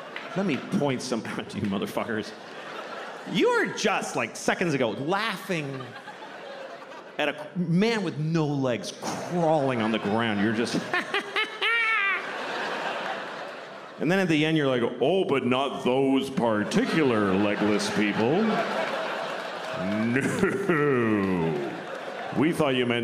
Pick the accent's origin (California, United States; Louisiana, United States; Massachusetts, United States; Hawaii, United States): Massachusetts, United States; Boston; I grew up in Boston